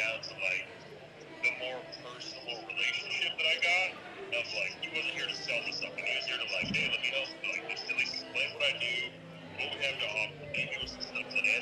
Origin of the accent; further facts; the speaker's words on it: Chicago, Illinois, United States; moved away as an adult; I'm originally from Chicago, and moved down here with my wife and my 3 young kids about 5 years ago